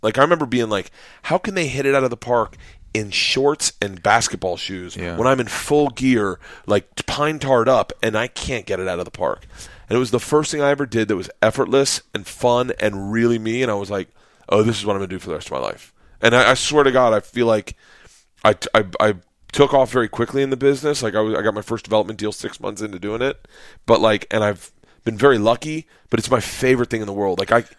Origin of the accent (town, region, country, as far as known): Florida, United States; born or raised there